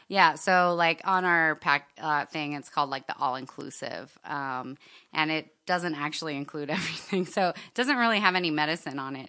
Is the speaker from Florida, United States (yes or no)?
yes; Miami, Florida, United States; moved away as an adult; now in Seattle, United States; I grew up in Miami